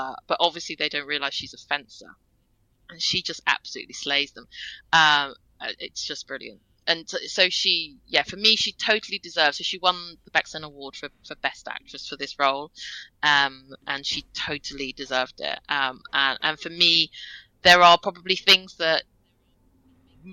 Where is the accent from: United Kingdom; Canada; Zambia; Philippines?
United Kingdom; I'm British Chinese, for those of you who don't know. My parents are from Hong Kong